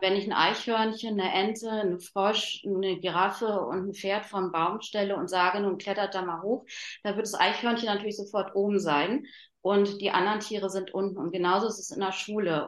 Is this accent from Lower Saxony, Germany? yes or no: no; Berlin, Germany; bei uns in Berlin